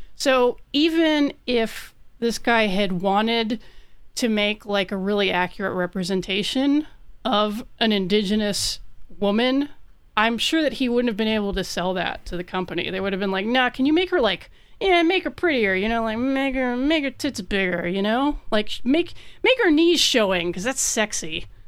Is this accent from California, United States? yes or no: no; New Mexico, United States; born there; I was born in New Mexico